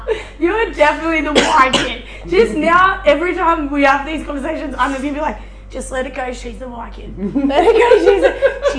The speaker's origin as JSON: {"language": "English", "region": "New South Wales", "country": "Australia", "tie": "born or raised there", "moved": "as an adult", "lives_now": "Queensland, Australia", "said": "I was born in New South Wales. I'm still a proud New South Welshman, no matter how many series we lose."}